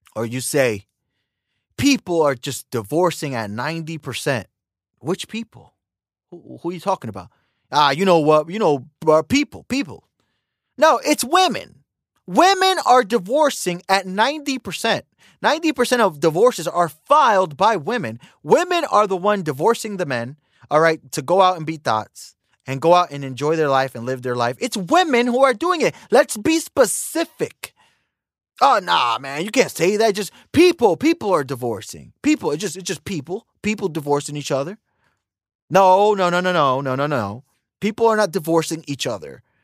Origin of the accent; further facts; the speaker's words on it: United States; I was born in America